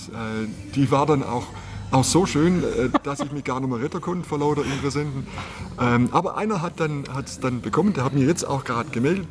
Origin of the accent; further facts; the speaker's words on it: Southern Black Forest, Baden-Württemberg, Germany; now in Bavaria, Germany; ich komme aus dem Südschwarzwald